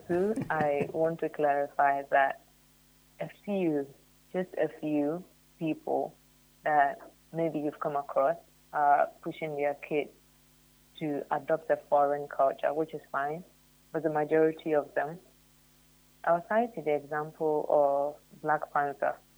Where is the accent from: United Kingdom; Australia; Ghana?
Ghana; as a Ghanaian